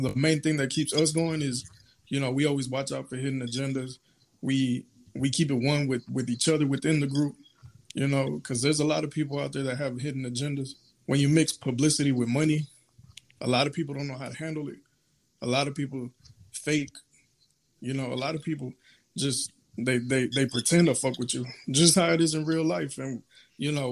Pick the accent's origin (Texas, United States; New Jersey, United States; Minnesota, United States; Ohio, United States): Texas, United States; I'm from Texas. I ain't from Cali